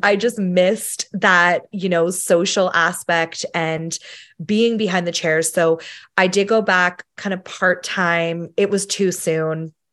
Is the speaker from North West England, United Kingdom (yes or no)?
no; Sheffield, Yorkshire and the Humber, United Kingdom; moved away; I'm from the U K originally, um, we're from Sheffield in England